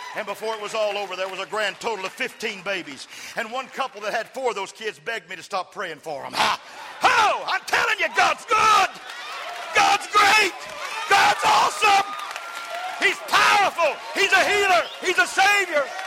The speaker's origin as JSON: {"language": "English", "region": "West Texas", "country": "United States", "said": "I'm from West Texas"}